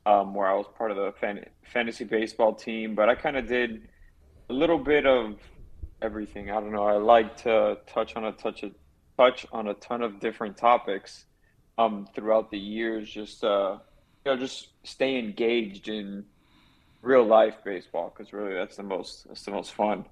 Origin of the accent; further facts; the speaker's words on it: Miami, Florida, United States; born and raised in Miami